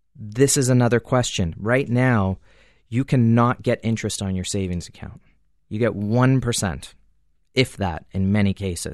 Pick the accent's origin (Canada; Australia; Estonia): Canada; as a Canadian